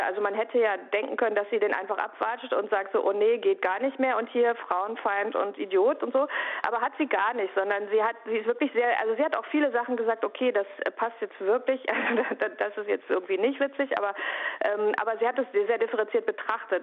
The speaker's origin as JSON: {"language": "German", "town": "Bochum", "region": "North Rhine-Westphalia", "country": "Germany", "tie": "born or raised there", "said": "ich komme ja aus Bochum. Das heißt, als Kind des Ruhrgebiets"}